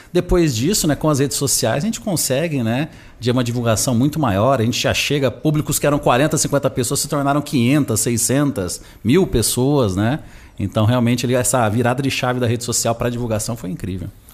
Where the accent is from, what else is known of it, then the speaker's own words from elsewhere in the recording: Nova Fátima, Paraná, Brazil; moved away; also born or lived in Londrina; Sou do interior do Paraná. Eu nasci numa cidade chamada Nova Fátima, que dificilmente você vai ouvir falar, porque ela tem 5 mil habitantes